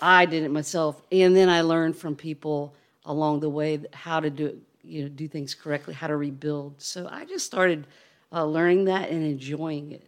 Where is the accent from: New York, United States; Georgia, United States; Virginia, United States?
Virginia, United States; Charlottesville; also born or lived in Chesapeake Bay; we grew up on the Chesapeake Bay